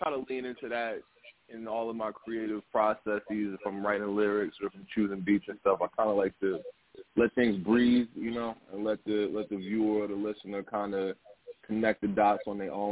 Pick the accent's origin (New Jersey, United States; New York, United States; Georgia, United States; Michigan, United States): New York, United States; Freeport; I'm an artist from Long Island, Freeport, to be specific.